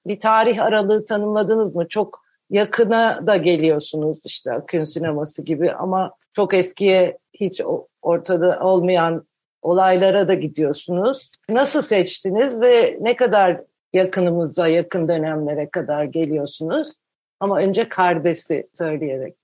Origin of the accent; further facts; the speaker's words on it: Ankara, Turkey; Ben de Ankara'da büyüdüm, Ankaralıyım